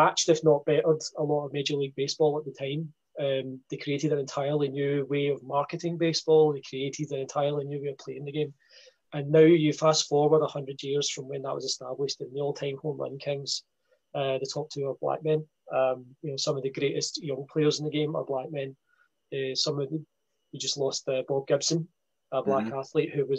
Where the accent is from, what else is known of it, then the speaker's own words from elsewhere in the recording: Scotland, United Kingdom; being a Scot here